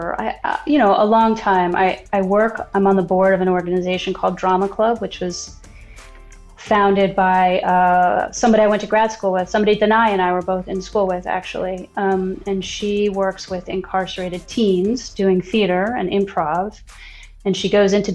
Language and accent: English; New York City, New York, United States; I grew up in New York and I went to public schools my whole life